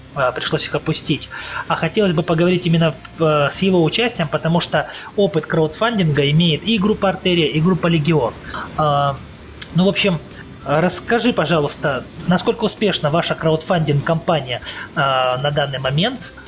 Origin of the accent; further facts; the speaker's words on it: Russian Far East, Russia; Я сам с Дальнего Востока